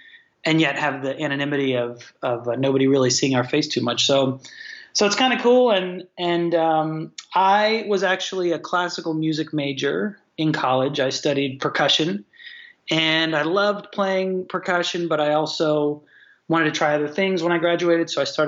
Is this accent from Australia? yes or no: yes; Australia; I say mate because I'm Australian. That's how we talk there.